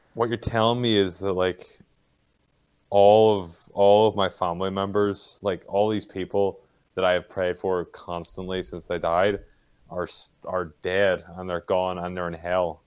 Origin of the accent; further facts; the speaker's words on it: Northern Ireland, United Kingdom; I'm from Northern Ireland